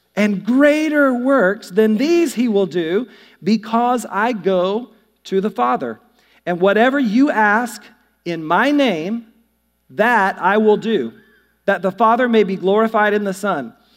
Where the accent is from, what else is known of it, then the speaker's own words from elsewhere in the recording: North Carolina, United States; I'm from the South, too. I'm from North Carolina